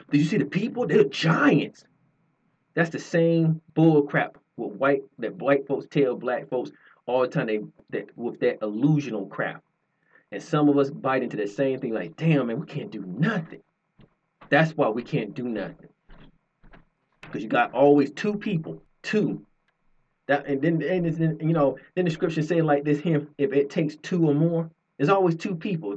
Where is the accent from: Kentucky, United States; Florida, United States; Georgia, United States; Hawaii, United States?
Georgia, United States; I am born and raised in Georgia